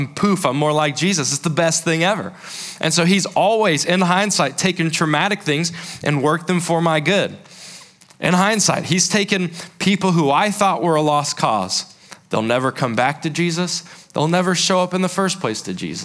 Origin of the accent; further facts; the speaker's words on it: South Carolina, United States; I grew up in South Carolina